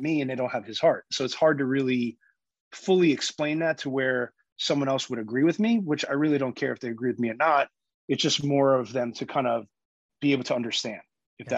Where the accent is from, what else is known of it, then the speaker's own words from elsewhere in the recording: New York, United States; I'm a New Yorker, born and raised.